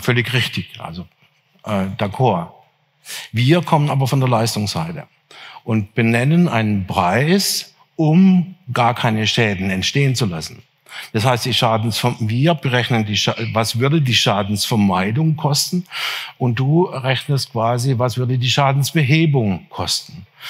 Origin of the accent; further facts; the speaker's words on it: near Freiburg im Breisgau, Baden-Württemberg, Germany; Ich bin auf einem der ersten Biohöfe Deutschlands aufgewachsen, in der Nähe von Freiburg im Breisgau